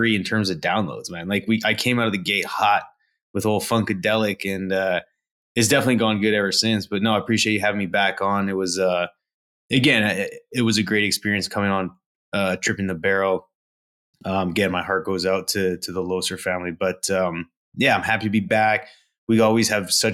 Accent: Canada; I'm a Canadian, born to a single mother

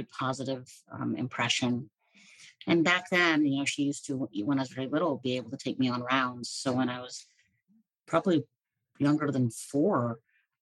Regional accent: Hershey, Pennsylvania, United States; I grew up in central Pennsylvania. I was born in Hershey, Pennsylvania, where they make some chocolates

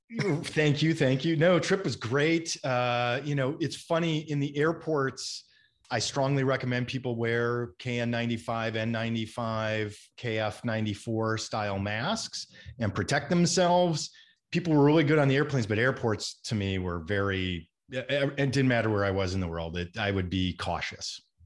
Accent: Minnesota, United States; growing up in Minnesota was a wonderful place to grow up

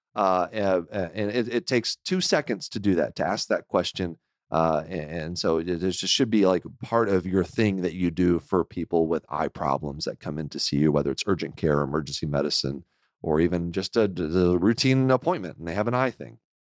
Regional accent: Houston, Texas, United States; moved away; I grew up in Houston

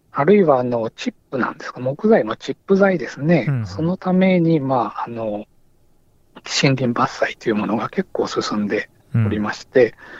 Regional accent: Nagasaki, Japan; 私、長崎出身ですけど

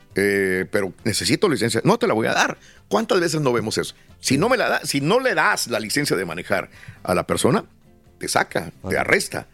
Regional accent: Mexico

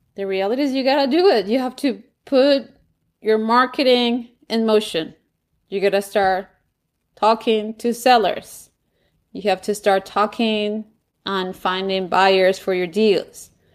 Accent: Bogotá, Colombia; English is a second language; moved away as an adult; now in Washington, D.C., United States; when I was growing up in Colombia

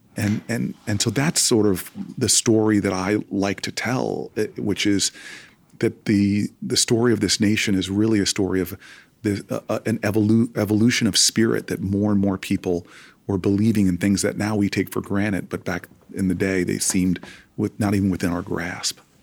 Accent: Harrington Park, New Jersey, United States; my parents raising four, uh, raising two African-American boys, uh, in a white community

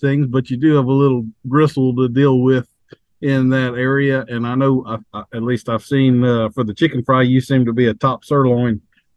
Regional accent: North Louisiana, United States; I was raised in North Louisiana

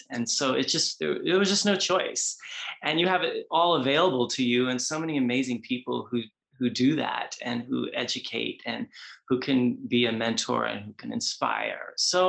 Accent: New York City, New York, United States; moved away as an adult; now in Los Angeles, United States; growing up in New York, as you know, New York is so fast paced and like, you know, New York and LA are like the leading capitals of dance. So being in New York City, growing up that way, it came from a local studio, danced in Manhattan

